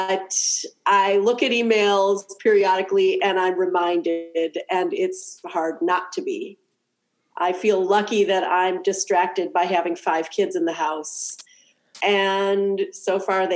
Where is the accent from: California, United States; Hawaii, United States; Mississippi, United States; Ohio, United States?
Ohio, United States; Cleveland; Cleveland because it's my hometown and I love it